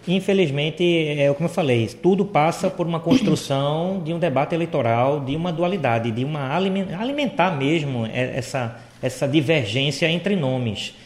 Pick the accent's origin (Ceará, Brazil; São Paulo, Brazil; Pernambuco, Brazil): Pernambuco, Brazil; como cidadão, como pernambucano